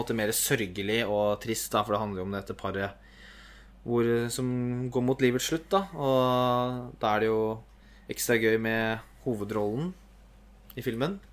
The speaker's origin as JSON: {"language": "Norwegian", "country": "Norway", "said": "som nordmann"}